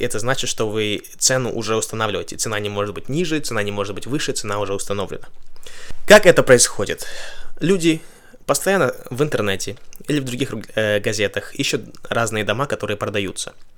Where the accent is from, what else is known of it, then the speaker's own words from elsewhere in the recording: Kazakhstan; now in Ventura, United States; я из Казахстана, и чтобы из моего города полететь а, в Вентуру, где я живу